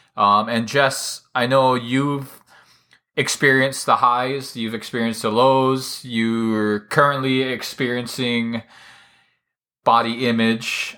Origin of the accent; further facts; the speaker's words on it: Hawaii, United States; I was kind of always the smallest kid around, uh, growing up in Hawaii.